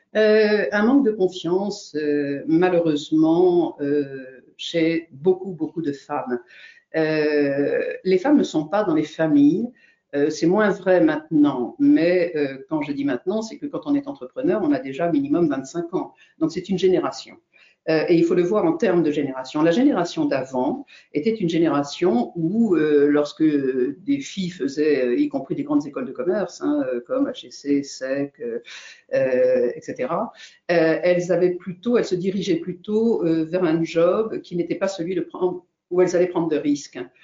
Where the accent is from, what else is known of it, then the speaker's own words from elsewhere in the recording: Brittany, France; je suis bretonne